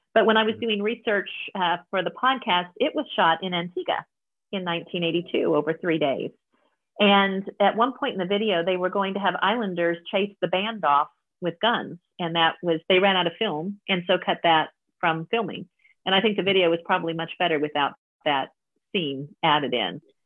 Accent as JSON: {"language": "English", "region": "Kansas", "country": "United States", "tie": "born or raised there", "said": "I grew up in Kansas"}